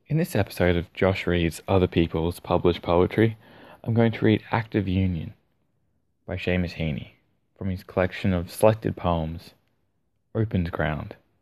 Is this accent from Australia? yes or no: yes; Australia; accent: Australian; my Australian accent